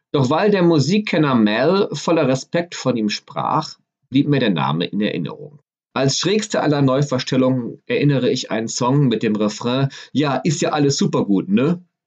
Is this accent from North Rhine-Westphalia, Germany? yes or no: yes; Düsseldorf, North Rhine-Westphalia, Germany; an der Shadowstraße in Düsseldorf, meiner Heimatstadt